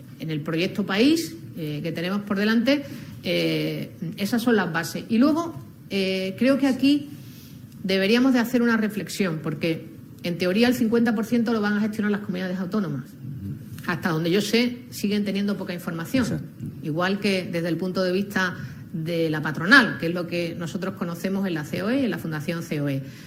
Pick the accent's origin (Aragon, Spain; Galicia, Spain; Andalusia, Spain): Andalusia, Spain; como andaluza